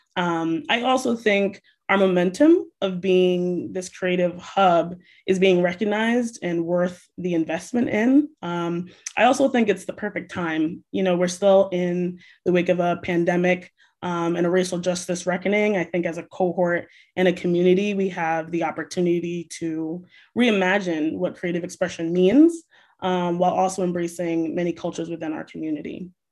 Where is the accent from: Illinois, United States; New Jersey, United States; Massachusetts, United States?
Massachusetts, United States; New Bedford; just being raised and growing up in New Bedford